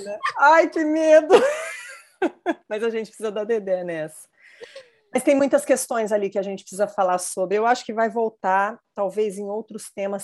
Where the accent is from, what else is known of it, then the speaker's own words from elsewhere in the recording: near São José do Rio Preto, São Paulo, Brazil; Rio Preto, pertinho da minha terra